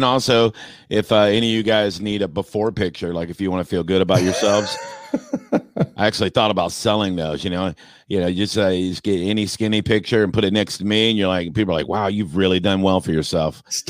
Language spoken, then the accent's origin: English; Tampa, Florida, United States; born and raised in Tampa, passionate Bucs fan, season ticket holder for years.